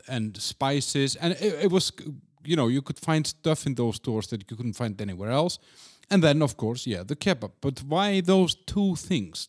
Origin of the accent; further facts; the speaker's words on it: Iceland; now in Prague, Czech Republic; I'm from Iceland